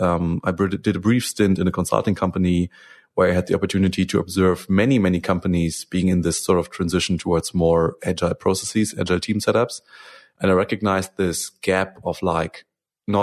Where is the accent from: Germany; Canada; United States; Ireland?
Germany; English is a second language; I'm from Germany